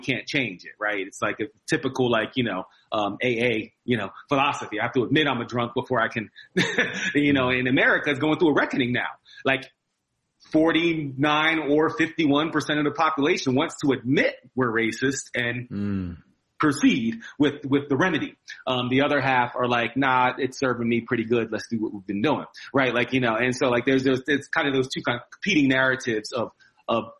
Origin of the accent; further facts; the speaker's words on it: New Jersey, United States; also born or lived in Philadelphia, Pennsylvania; I was born in Philly, but grew up in New Jersey.